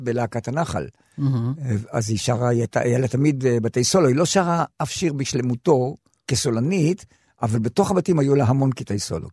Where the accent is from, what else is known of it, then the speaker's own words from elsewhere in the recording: Yagur, Haifa District, Israel; שם נולדתי, שם כתבתי את השירים הראשונים שלי